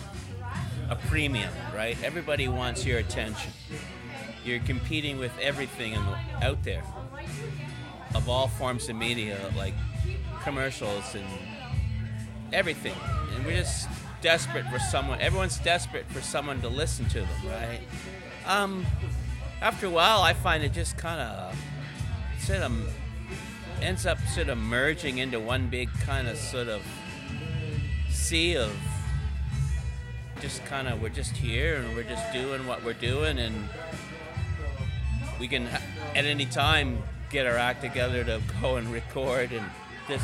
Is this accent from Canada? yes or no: yes; the Maritimes, Canada; being Canadian, and I'm a Maritimer